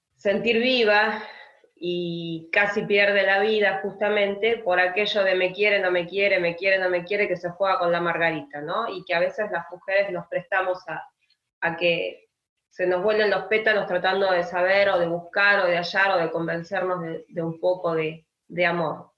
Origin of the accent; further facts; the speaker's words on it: Argentina; como argentinos